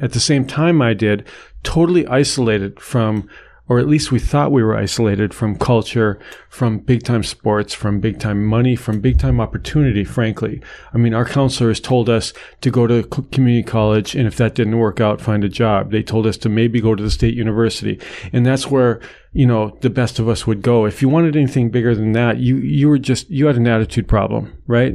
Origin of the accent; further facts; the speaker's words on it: North Dakota, United States; moved away; my home state of North Dakota